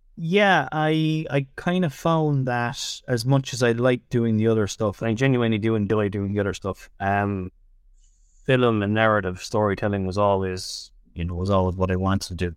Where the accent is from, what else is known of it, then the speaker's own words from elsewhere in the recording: Tipperary, Munster, Ireland; moved away as an adult; also born or lived in Dublin; I'm from Tipperary originally.